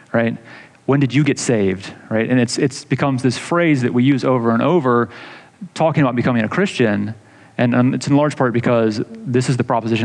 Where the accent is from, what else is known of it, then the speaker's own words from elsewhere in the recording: Atlanta, Georgia, United States; growing up in Atlanta, going to the Georgia Dome